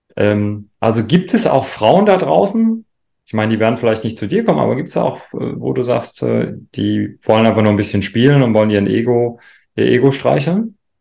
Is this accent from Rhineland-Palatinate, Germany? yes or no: yes; Rhineland-Palatinate, Germany; ich komme ja aus dem Rheinland-Pfälzischen